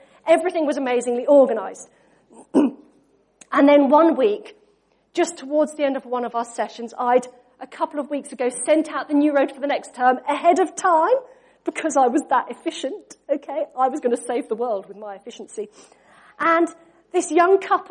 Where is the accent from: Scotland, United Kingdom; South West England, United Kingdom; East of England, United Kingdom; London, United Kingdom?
East of England, United Kingdom; Norfolk; We grew up in Norfolk